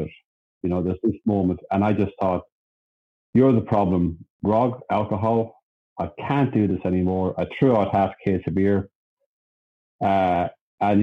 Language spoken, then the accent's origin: English; Ireland; now in Sydney, Australia; I'm Irish, by the way. I was born in Ireland.